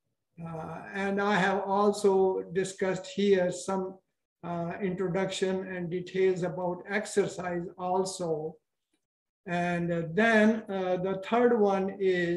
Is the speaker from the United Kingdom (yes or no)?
no; India; moved away as an adult; also born or lived in Pakistan; now in United States; I was born in that part of India, which now belongs to Pakistan